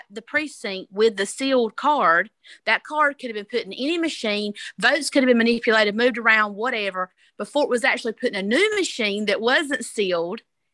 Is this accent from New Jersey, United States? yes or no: no; South Georgia, United States; I'm from South Georgia